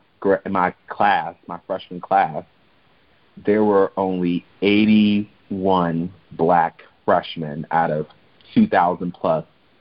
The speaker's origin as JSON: {"language": "English", "town": "Chicago", "region": "Illinois", "country": "United States", "tie": "born or raised there", "said": "it was for me a real culture shock growing up in Chicago and being in a Black neighborhood that wasn't even majority Black at first."}